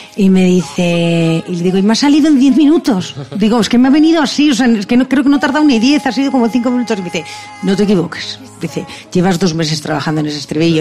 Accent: Basque Country, Spain; toda mi tierra, todo el País Vasco

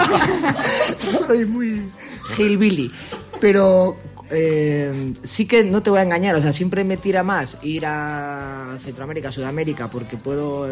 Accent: Bilbao, Basque Country, Spain; Nosotros somos independentistas, no de Euskadi, no, Bilbao

